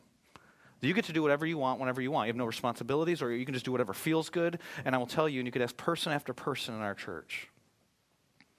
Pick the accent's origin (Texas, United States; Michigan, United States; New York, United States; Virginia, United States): Michigan, United States; moved away; I was born and raised in Michigan